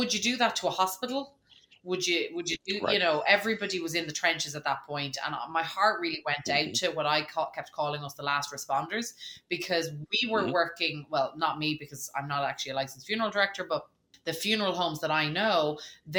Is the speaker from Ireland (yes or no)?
yes; Dublin, Leinster, Ireland; as an Irish person, you know, I'm from Dublin